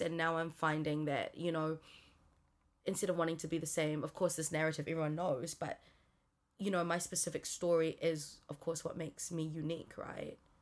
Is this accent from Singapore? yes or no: yes; Singapore; also born or lived in Auckland, New Zealand; now in New Zealand; moved me from New Zealand to Singapore when I was nine.